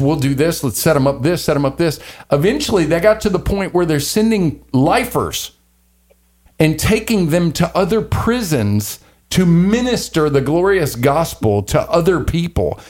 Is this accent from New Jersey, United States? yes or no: no; Louisiana, United States; I'm from Louisiana